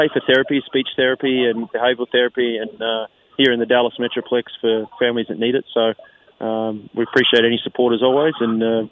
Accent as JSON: {"language": "English", "country": "Australia", "tie": "born or raised there", "moved": "as an adult", "lives_now": "United States"}